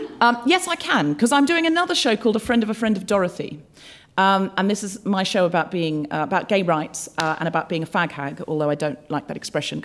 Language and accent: English; Brisbane, Queensland, Australia; I was brought up in Australia. I know I don't sound especially Australian, but I read a lot of Enid Blyton as a child and I picked up the accent from the books. I was born in Brisbane